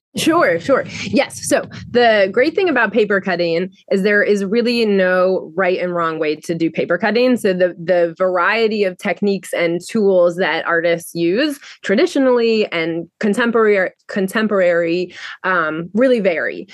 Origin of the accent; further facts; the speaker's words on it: Rhode Island, United States; moved away as an adult; now in Baltimore, United States; I am originally from Rhode Island, and I came to Baltimore um, to go to the Maryland Institute College of Art